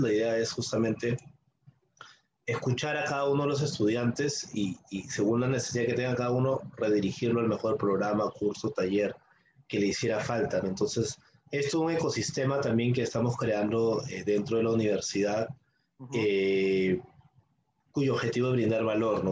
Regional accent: Peru; como peruanos

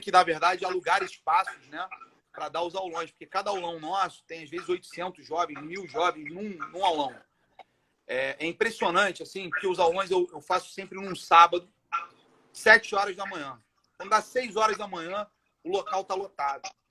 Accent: Rio de Janeiro, Brazil; eu nasci aqui em Irajá

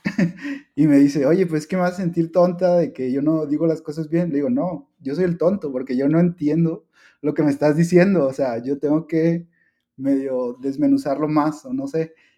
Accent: Mexico; la cultura que tenemos después como, como mexicanos

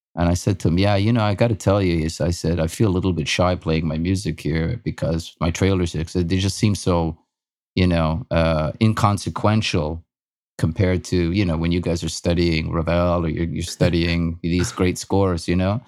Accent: Austria; moved away; I was born in Austria, in Europe, and, uh, lived in a small village.

